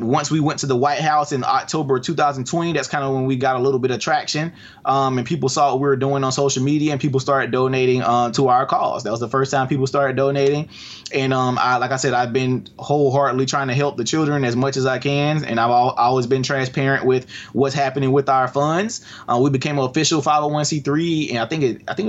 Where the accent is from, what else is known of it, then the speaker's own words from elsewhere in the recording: Albany, Georgia, United States; here where I live in Albany. It's my first project, my hometown.